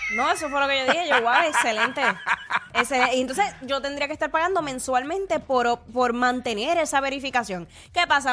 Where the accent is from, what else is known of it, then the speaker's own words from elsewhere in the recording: Puerto Rico; accent: Puerto Rican; los boricuas también tenemos acento